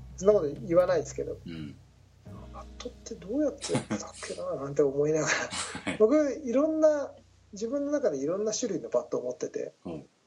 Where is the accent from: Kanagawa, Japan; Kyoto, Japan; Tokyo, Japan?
Tokyo, Japan; もともと世田谷区、はい、下北沢、うん、西洋家、うん、高校は広尾高校